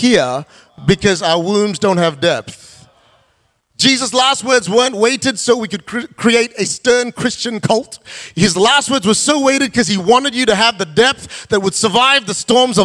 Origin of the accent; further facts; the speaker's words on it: Perth, Western Australia, Australia; moved away as an adult; also born or lived in Malaysia; as a single guy growing up in Perth, before I went to Malaysia to start Kingdom City